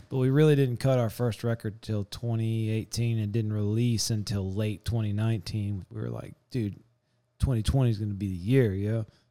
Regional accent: Southeast Texas, United States; we're from Southeast Texas

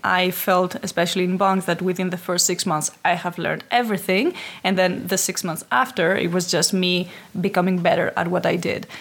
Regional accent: Athens, Attica, Greece; moved away as an adult; now in Amsterdam, Netherlands; ever since I've been living in Amsterdam, but originally come from Greece. Uh, I'm from Athens.

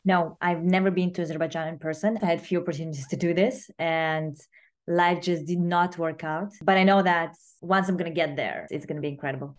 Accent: Moscow, Russia; I was born in Moscow

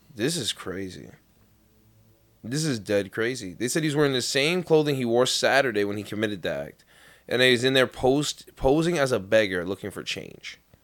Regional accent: New York City, New York, United States; born or raised there; moved away

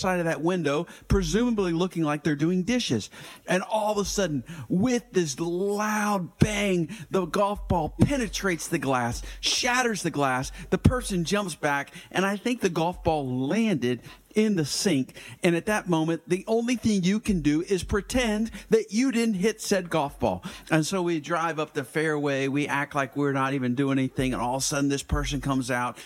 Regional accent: Atlanta, Georgia, United States; growing up in Atlanta in the Gwinnett County area

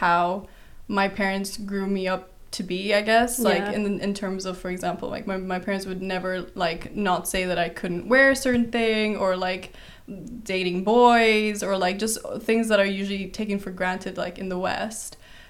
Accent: Kuwait; also born or lived in Brazil; But I was born in Brazil, and I moved around quite a bit till the age of 3, where I moved to Kuwait, which is in the Middle East

